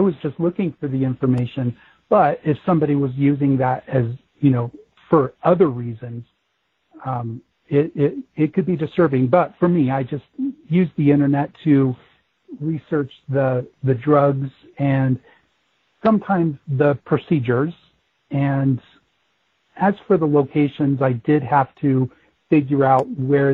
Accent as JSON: {"language": "English", "town": "Denver", "region": "Colorado", "country": "United States", "tie": "born or raised there", "said": "I was born and raised in Denver"}